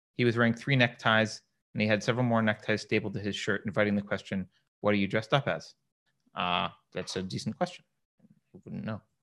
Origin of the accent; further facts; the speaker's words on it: upstate New York, United States; I did not grow up in the Deep South. I grew up in upstate New York